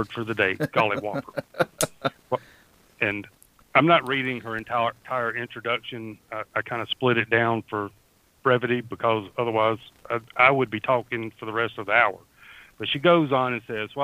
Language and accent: English; Australia; also born or lived in southern United States; now in United States; I am from down under. If people haven't already figured out, I am from down under. I live in southern portion of the United States, but sometimes my dialect and my accent overwhelms my tongue